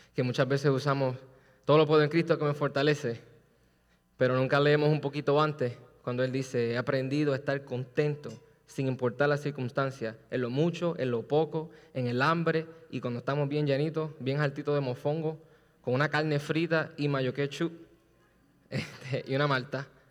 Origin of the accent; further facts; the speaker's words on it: Puerto Rico; yo soy boricua